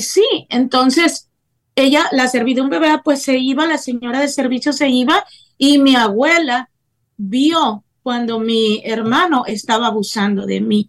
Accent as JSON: {"language": "Spanish", "town": "Tempoal", "region": "Veracruz", "country": "Mexico", "tie": "born or raised there", "also_born_or_lived": "Tampico, Tamaulipas", "said": "yo nací en Tampico, Tamaulipas, México, pero siempre me gusta también recalcar que yo fui criada en un pueblo de la Huasteca Veracruzana que se llama Tempoal, Veracruz"}